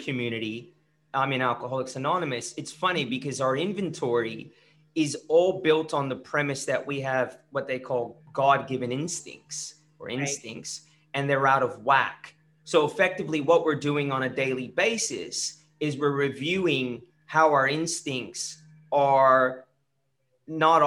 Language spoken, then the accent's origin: English; California, United States; now in Australia; I grew up in California